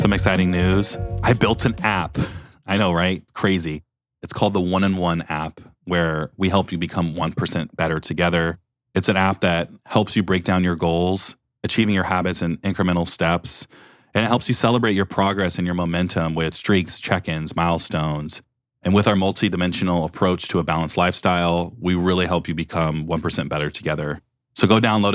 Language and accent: English; Beaverton, Oregon, United States; I'm from Beaverton, Oregon